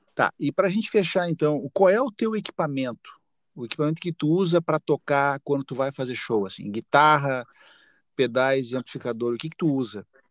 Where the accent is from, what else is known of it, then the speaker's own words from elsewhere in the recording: Santana do Livramento, Rio Grande do Sul, Brazil; also born or lived in Rivera, Uruguay; eu nasci em Rivera, me criei uma parte da minha vida em Livramento